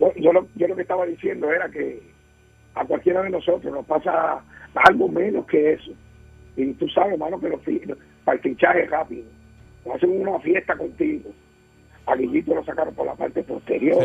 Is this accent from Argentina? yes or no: no; Puerto Rico; mi querida isla, mi Puerto Rico